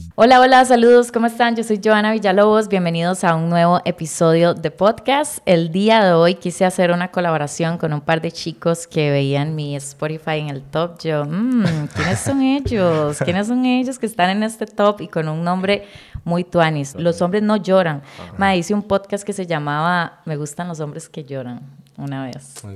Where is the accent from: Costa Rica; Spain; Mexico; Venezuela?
Costa Rica